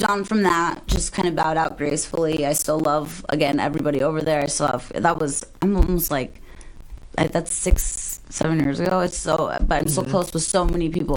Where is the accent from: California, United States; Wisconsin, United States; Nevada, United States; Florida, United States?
Nevada, United States; Las Vegas; I grew up in Vegas